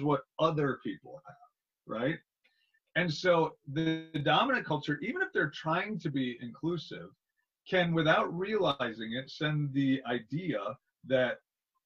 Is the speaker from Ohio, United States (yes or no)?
no; Wisconsin, United States; I grew up in Wisconsin in a small town.